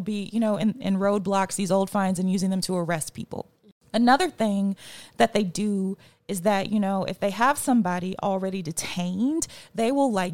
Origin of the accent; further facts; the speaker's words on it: Mississippi, United States; as a Black woman who is born and raised in Mississippi